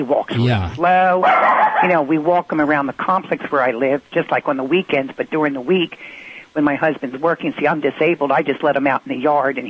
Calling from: Anaheim, California, United States; I'm calling from Anaheim, California.

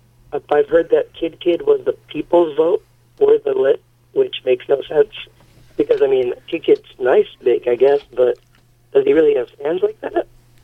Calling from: Boston, Massachusetts, United States; I'm calling from Boston.

